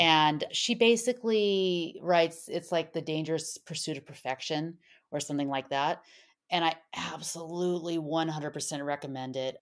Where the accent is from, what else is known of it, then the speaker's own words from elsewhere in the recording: Southern California, United States; accent: SoCal; my SoCal accent